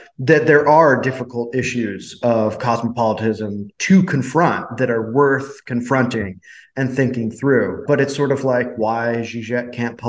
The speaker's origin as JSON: {"language": "English", "country": "United States", "said": "I am American."}